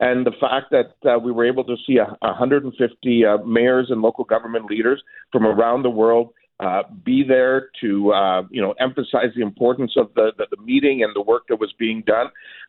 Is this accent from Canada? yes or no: yes; Kitchener, Ontario, Canada; also born or lived in Croatia / Winnipeg / Hamilton; I was actually born in Croatia and immigrated as a little boy to Canada, and we've been here. It was two when we immigrated to Canada. I lived in Winnipeg and Hamilton for a while, and been here since grade six.